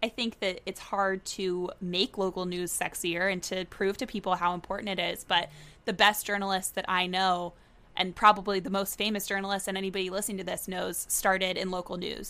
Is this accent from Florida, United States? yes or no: yes; Tallahassee, Florida, United States; moved away as an adult; also born or lived in Virginia / New York; now in Boston, United States; was born and raised in Tallahassee, Florida, lived there my whole life